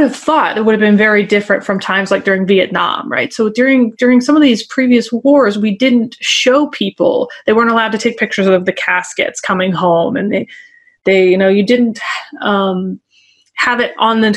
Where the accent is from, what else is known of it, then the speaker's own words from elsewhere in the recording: the South, United States; also born or lived in Northeast US; now in Northeast, United States; So I'm in the Northeast right now, but I'm from the South.